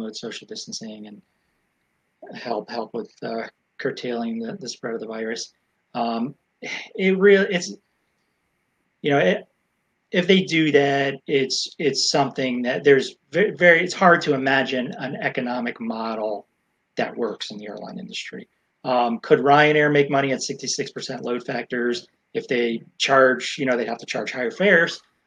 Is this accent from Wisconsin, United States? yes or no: no; Florida, United States; my home state of Florida